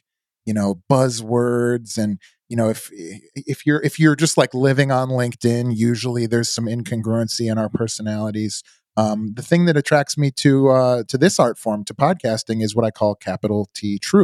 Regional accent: outside of Chicago, Illinois, United States; moved away as an adult; now in Indiana Dunes, United States; I grew up outside of Chicago

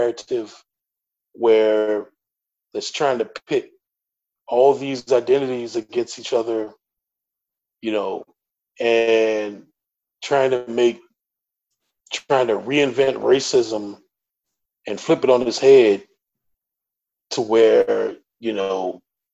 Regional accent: the Deep South, United States; I'm from the South, deep South

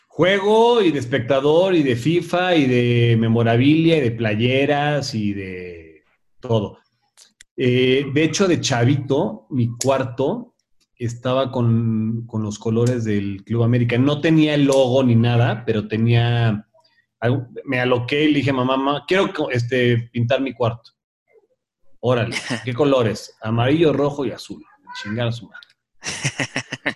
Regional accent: Puebla, Mexico; now in Mexico City, Mexico; yo vivía en Puebla. Yo, yo nací en la Ciudad de México, pero muy chavito me fui a vivir a Puebla.

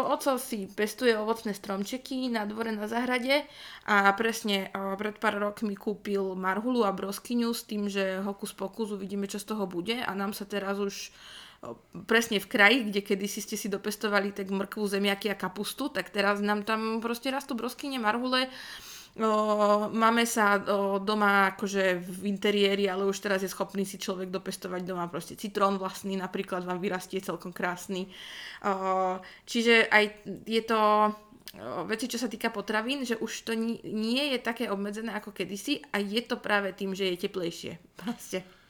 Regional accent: Rajecká Lesná, Žilina Region, Slovakia; pochádzam z Rajeckej lesnej

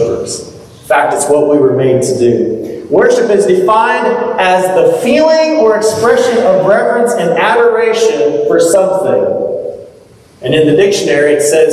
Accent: Texas, United States; moved away; I grew up in Texas. This is like common language.

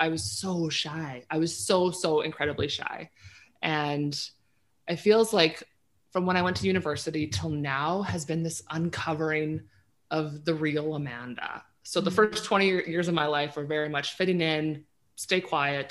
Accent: St. Brieux, Saskatchewan, Canada; moved away as an adult; also born or lived in Calgary; in 2012, I moved back to my hometown of St. Brew, Saskatchewan, which is actually where I live now.

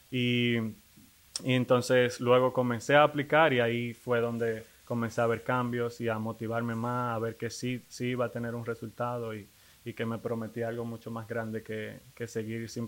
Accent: Dominican Republic; Soy, eh, soy dominicano.

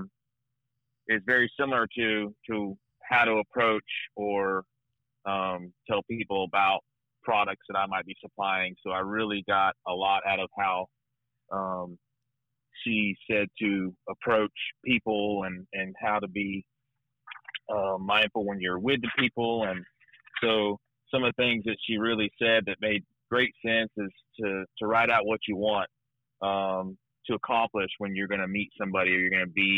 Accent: Arcadia, Florida, United States; now in Sarasota, United States; I'm originally from Arcadia, Florida

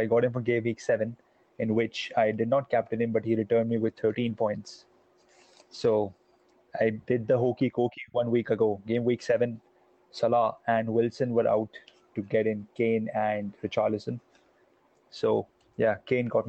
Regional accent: India; I am basically from India

